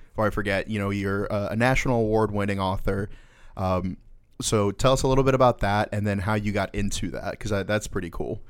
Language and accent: English; Florida, United States; two Florida boys